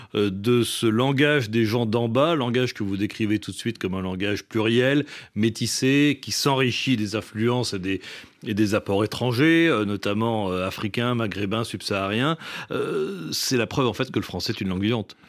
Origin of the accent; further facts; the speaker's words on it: Réunion; je suis de la Réunion